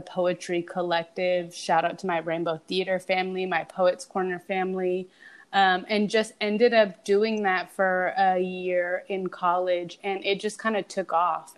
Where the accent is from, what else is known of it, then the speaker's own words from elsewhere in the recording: Los Angeles, California, United States; growing up in Los Angeles, like we're real LA girls